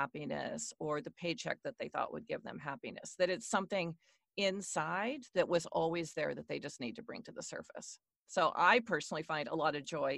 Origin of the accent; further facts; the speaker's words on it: Washington, United States; I am born and raised in Washington State in the U.S., so I'm a West Coaster.